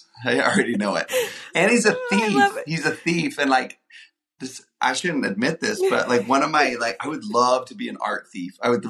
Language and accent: English; Houston, Texas, United States; No, I love my hometown, so I love brisket, but also...